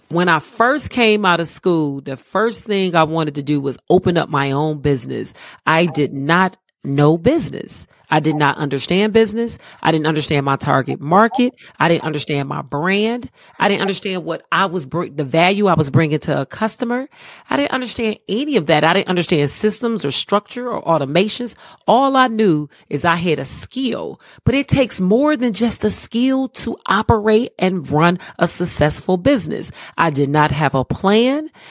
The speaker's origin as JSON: {"language": "English", "town": "Cleveland", "region": "Ohio", "country": "United States", "moved": "as an adult", "lives_now": "Charlotte, United States", "said": "I'm originally from Cleveland, Ohio. I live in the Queen City of Charlotte now. I've been here thirteen beautiful years."}